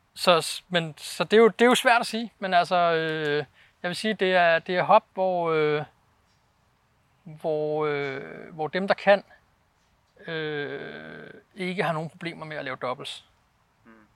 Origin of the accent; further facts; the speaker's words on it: Denmark; moved away as an adult; now in Norway; jeg var dansker